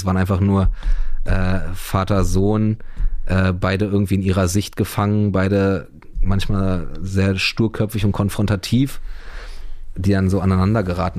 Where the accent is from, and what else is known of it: Berlin, Germany; born or raised there